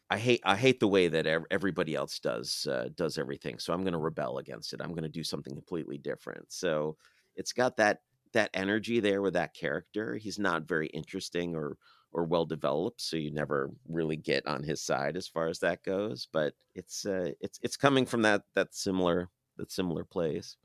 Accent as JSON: {"language": "English", "country": "United States", "said": "as an American in twenty twenty-two"}